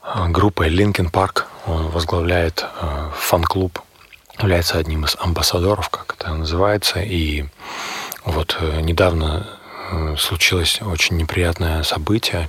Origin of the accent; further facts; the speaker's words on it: Barnaul, Altai Krai, Russia; now in Moscow, Russia; в Барнауле. Это мой родной город. Я сам живу, работаю, учусь в Москве